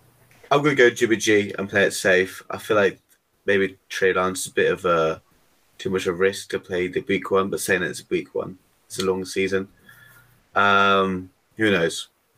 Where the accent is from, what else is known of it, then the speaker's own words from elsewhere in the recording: South East England, United Kingdom; now in London, United Kingdom; South of England. I live near. I live in London.